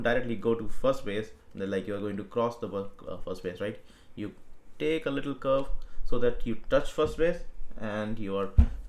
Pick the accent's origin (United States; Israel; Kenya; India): India; moved away; I'm from India